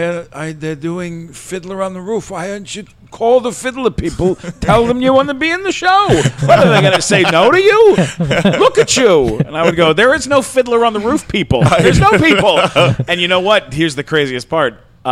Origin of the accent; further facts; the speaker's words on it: Canada; I am a Canadian.